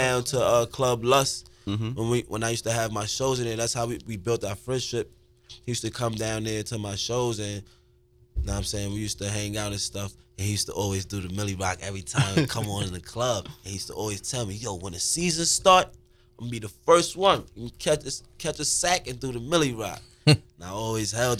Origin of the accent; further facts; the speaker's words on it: New York City, New York, United States; I'm from the Stuy